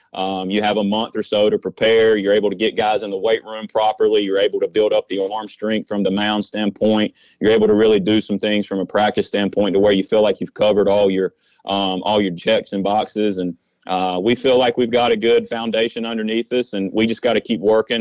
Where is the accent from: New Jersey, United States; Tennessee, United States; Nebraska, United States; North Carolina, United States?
North Carolina, United States; Rowan County; my hometown, a Rowan County